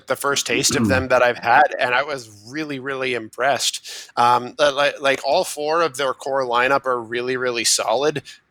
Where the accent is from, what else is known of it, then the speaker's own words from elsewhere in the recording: Burlington, Ontario, Canada; now in Ottawa, Canada; from my hometown of Burlington, Ontario.